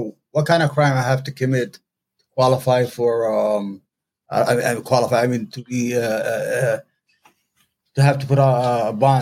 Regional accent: New York City, New York, United States; I'm from New York, from Brooklyn, New York

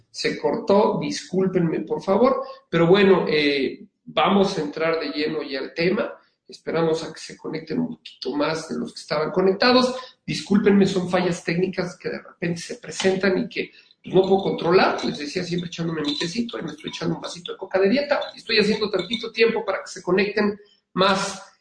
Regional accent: Mexico City, Mexico; now in Querétaro, Mexico; Eh, soy originario de la Ciudad de México, pero vivo desde hace siete en San Querétaro.

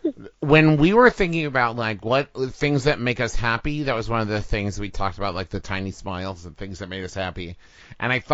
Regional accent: West Virginia, United States; I'm from West Virginia, which is, like, the most northern southern state

